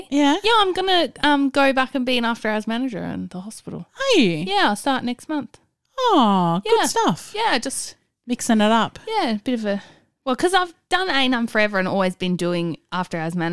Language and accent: English; Werribee, Victoria, Australia; My birthday weekend, I'm going to my hometown of Werribee.